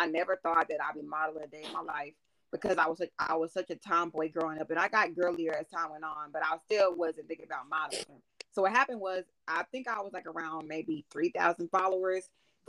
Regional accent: Texas, United States; I'm from Texas.

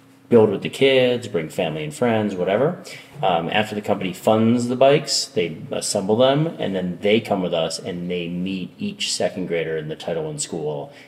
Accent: Westchester County, New York, United States; I grew up in Westchester County, New York

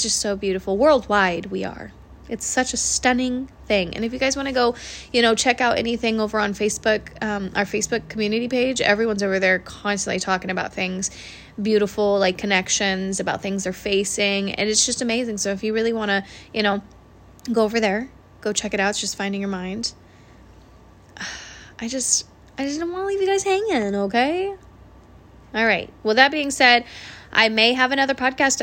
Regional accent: Washington, United States; I'm from Washington State

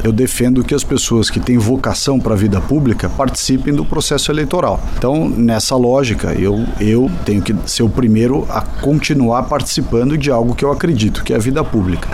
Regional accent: São Paulo, Brazil; para mim que sou paulista

